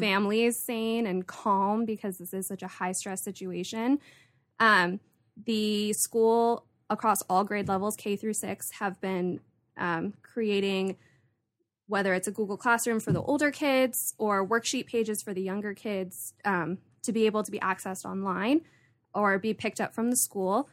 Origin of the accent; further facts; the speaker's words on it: Santa Barbara, California, United States; I was born and raised here in Santa Barbara